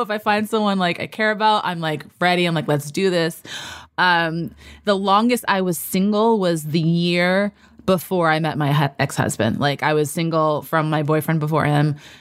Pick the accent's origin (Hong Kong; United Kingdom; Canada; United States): United States; New York City, New York; I grew up in New York City as a Dominican American